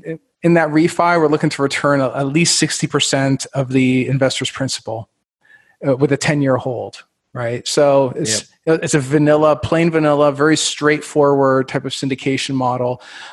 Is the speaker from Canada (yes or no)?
yes; Canada; now in Indianapolis, United States; I'm originally from Canada, and I've had the pleasure of living everywhere from, let's see here, Miami, Fort Lauderdale, New York City, Baltimore.